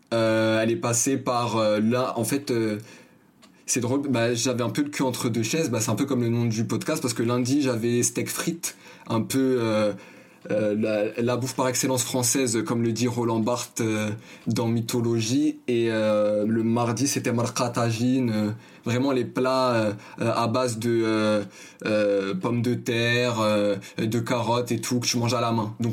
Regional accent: Paris, Île-de-France, France; also born or lived in Asnières; Comme je l'ai dit, je suis né à Agnières, j'ai fait un bref euh, des tours euh, dans le quartier de la Goutte d'Or, dans le 18e arrondissement, jusqu'à mes 5 ans.

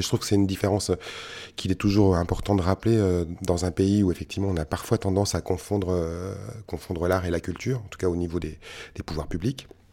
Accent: France; dans notre pays

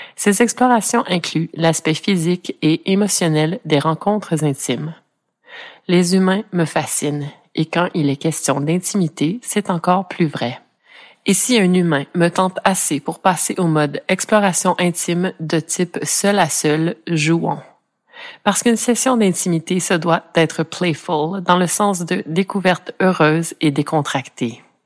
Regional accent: Ontario, Canada; je suis franco-ontarienne d'origine, donc née dans un coin du pays canadien qui est un parfait melting pot anglais-français

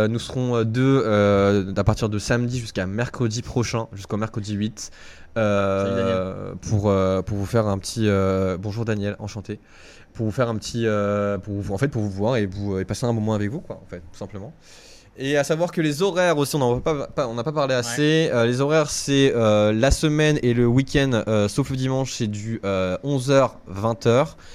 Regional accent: Toulouse, Occitania, France; accent: southern French; donc, un accent du sud, c'est Toulouse.

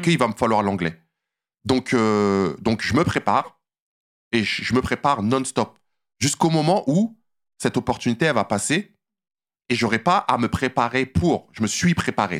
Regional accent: Saint-Cyr-l'École, Île-de-France, France; moved away as an adult; now in Los Angeles, United States; je viens d'une petite cité HLM en banlieue parisienne, dans les Yvelines, Saint-Cyr-l'École, où j'ai grandi

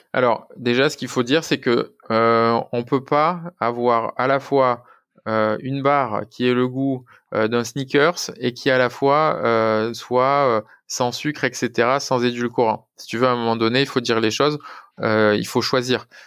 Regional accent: France; nous en tant que Français

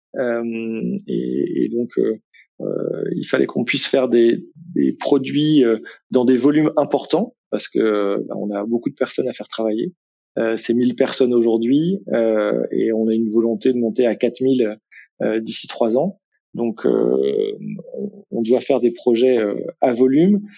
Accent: Brittany, France; moved away as an adult; now in Lille, France; je suis breton d'origine

